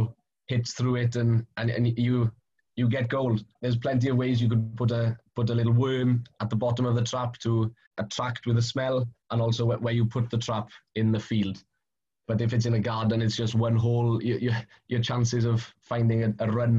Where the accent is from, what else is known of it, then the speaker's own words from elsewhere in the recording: Carmarthenshire, South Wales, United Kingdom; I come from Carmarthenshire, South Wales.